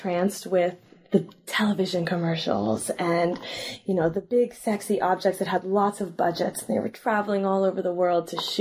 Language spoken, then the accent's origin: English; Sacramento, California, United States; I grew up in Sacramento, and I went to undergrad at Berkeley